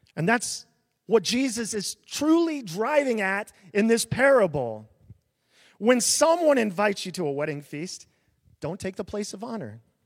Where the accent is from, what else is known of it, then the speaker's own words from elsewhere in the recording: small town near Des Moines, Iowa, United States; I grew up in a really small town, a thousand people